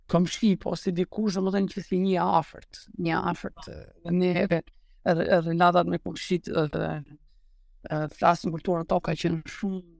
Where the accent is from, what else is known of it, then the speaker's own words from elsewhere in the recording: Albania; unë si shqiptar